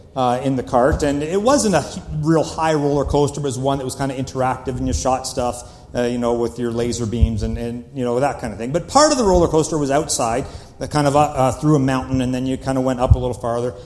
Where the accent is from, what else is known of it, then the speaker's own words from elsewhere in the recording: Canada; I am Canadian